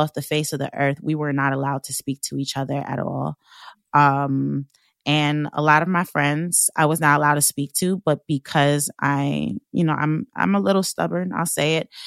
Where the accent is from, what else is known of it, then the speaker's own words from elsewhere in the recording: Long Island, New York, United States; I am from Long Island, and I grew up in a white neighborhood.